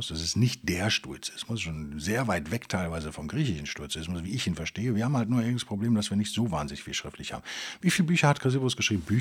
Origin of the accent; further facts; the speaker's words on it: West Germany, Germany; Es ist einfach viel zu weit weg von da, wo ich herkomme und hat, irgendwie ist es halt so super isoliert da in Sibirien für einen Westdeutschen.